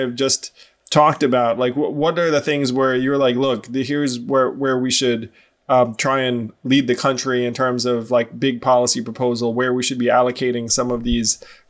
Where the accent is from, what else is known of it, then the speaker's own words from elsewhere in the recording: New York, United States; I mean, I grew up in the New York area, at least my part of New York, I felt like was Democratic leaning.